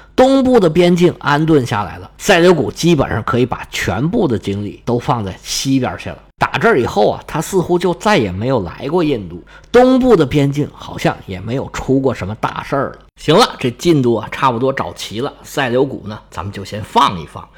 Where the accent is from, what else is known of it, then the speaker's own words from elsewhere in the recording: China; 我们中国人